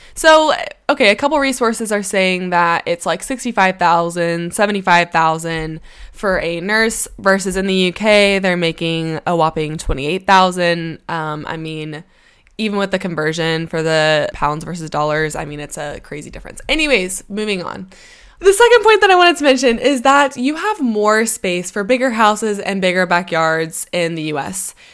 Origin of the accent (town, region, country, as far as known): United States; moved away